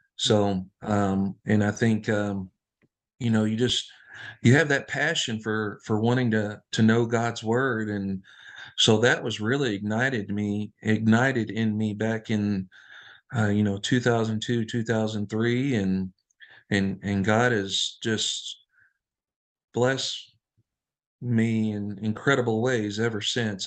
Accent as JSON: {"language": "English", "town": "Floyds Knobs", "region": "Indiana", "country": "United States", "tie": "born or raised there", "said": "we grew up in, uh, Floyd Snobbs, Indiana"}